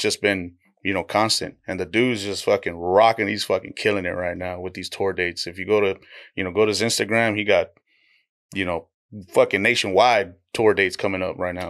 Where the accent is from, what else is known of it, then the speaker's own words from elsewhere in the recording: Donna, Texas, United States; also born or lived in Dallas, Texas; I'm raised in the Rio Grande Valley